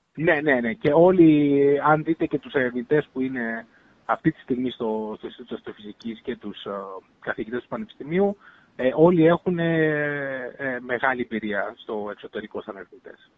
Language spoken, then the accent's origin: Greek; Heraklion, Crete, Greece; moved away as an adult; also born or lived in Patras; now in Finland; εγώ γεννήθηκα και μεγάλωσα στο Ηράκλειο. Στο κέντρο, πόλη Ηράκλειο